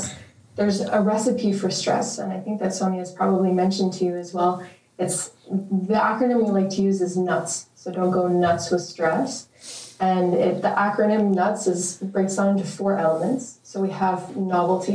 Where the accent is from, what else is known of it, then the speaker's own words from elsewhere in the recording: Saint-Lazare, Quebec, Canada; moved away as an adult; now in Montreal, Canada; I'm from Montreal. I was born and raised in Saint-Lazare.